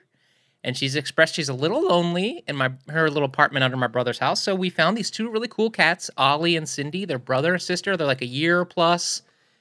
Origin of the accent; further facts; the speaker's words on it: New York, United States; coming from New York